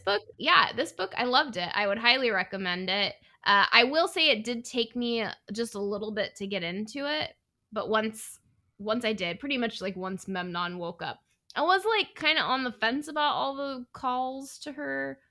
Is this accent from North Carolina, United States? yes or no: no; Northern California, United States; I'm from Northern California